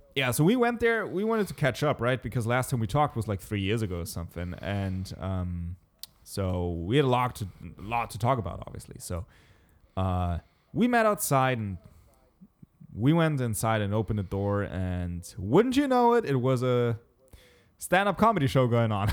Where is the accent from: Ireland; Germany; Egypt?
Germany; Southern Germany; We're from Germany. And I said, like, "The city, s-, southern Germany."